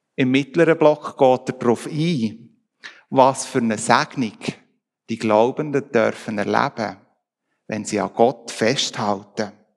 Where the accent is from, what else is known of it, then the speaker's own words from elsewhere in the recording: Switzerland; bei uns in der Schweiz